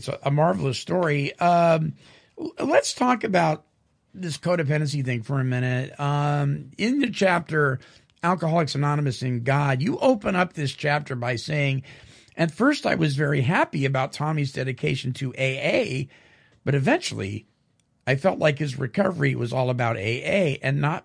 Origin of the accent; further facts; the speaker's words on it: Petaluma, California, United States; I grew up in Petaluma, California